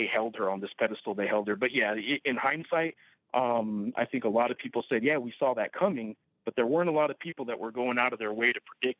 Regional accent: Santa Fe, New Mexico, United States; now in Albuquerque, United States; I was born in Santa Fe, about an hour north of here. But yeah, New Mexico.

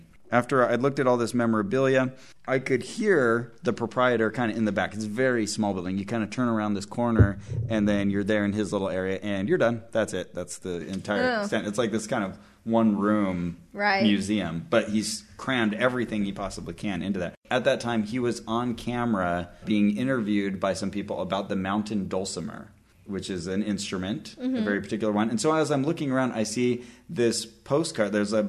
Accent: Santa Cruz, California, United States; So I returned to my hometown of Santa Cruz, California.

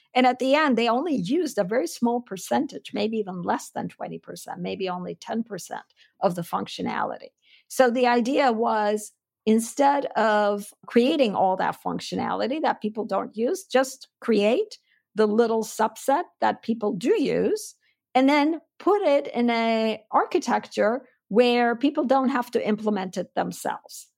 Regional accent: Istanbul, Turkey; moved away as an adult; also born or lived in Chicago / Stanford; I was born and raised in Istanbul. I'm full-blooded Armenian who grew up in Turkey.

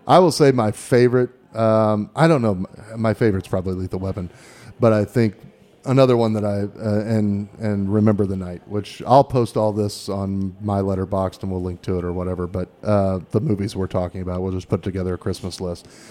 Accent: Midwest, United States; moved away as an adult; also born or lived in Los Angeles; I grew up in the Midwest.

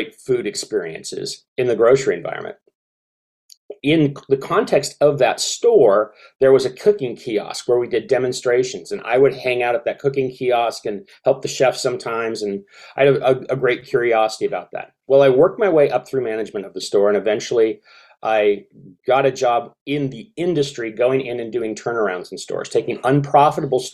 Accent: Seattle, Washington, United States; I grew up in Seattle, Washington.

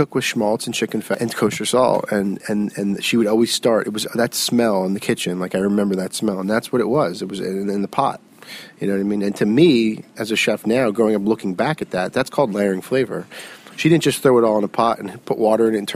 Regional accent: South Florida, United States; now in New York, United States; I grew up in South Florida.

